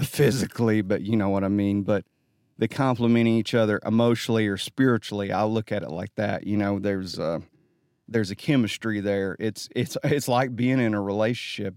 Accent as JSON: {"language": "English", "town": "Holly Pond", "region": "Alabama", "country": "United States", "said": "I'm from Holly Pond"}